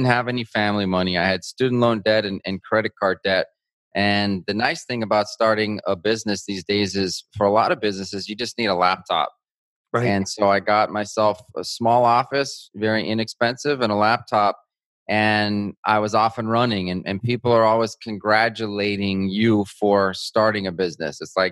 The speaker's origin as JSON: {"language": "English", "town": "Albuquerque", "region": "New Mexico", "country": "United States", "tie": "born or raised there", "moved": "as an adult", "lives_now": "Miami, United States", "said": "I live in Miami, Florida, but I grew up in Albuquerque, New Mexico"}